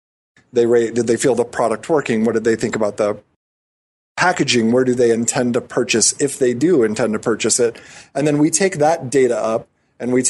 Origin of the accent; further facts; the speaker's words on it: Lincoln, Nebraska, United States; moved away as an adult; also born or lived in New York City / San Francisco; I grew up in Lincoln, Nebraska